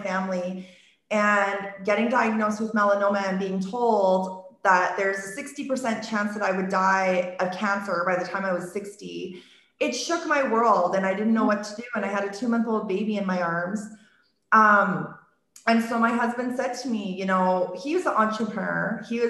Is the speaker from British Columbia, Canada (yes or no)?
no; Okotoks, Alberta, Canada; I was born and raised in this town, Okotoks, which is 10 minutes south of Calgary. It's my hometown.